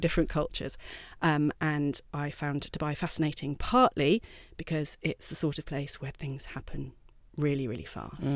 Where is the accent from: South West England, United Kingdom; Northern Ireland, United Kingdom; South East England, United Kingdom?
South West England, United Kingdom; Wiltshire; moved away as an adult; also born or lived in Durham; I'm from Wiltshire, originally.